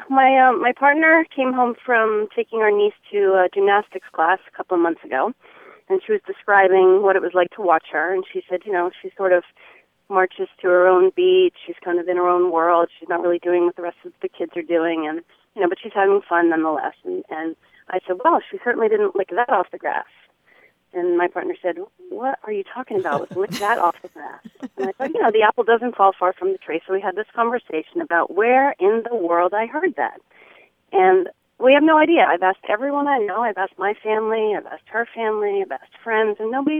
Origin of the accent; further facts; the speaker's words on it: Newport, Rhode Island, United States; Newport, Rhode Island.